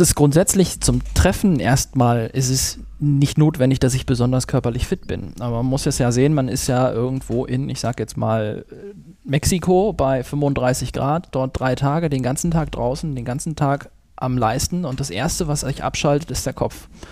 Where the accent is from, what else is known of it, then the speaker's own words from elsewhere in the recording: Schleswig-Holstein, Germany; moved away; ich komme eigentlich aus Schleswig-Holstein oben. Dort bin ich aufgewachsen